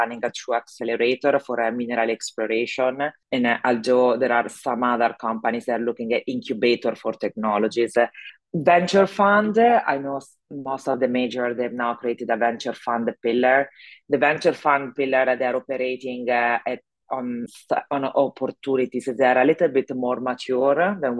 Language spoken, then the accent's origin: English; Italy; accent: Italian; English is a second language; moved away as an adult; also born or lived in Zurich, Switzerland / London, United Kingdom; now in Houston, United States; I'm actually Italian, so my accent probably give it away. And I left Italy 25 years ago